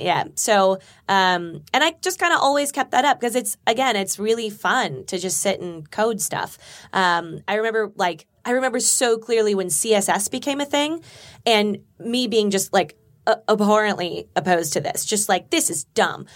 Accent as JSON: {"language": "English", "town": "Burbank", "region": "California", "country": "United States", "tie": "born or raised there", "said": "I grew up in Burbank"}